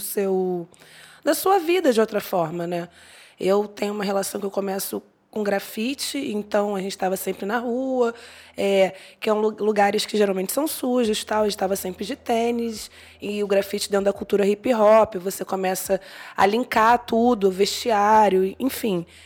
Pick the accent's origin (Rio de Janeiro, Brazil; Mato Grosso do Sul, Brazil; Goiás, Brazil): Rio de Janeiro, Brazil; now in São Paulo, Brazil; Eu sou carioca, estou em São Paulo agora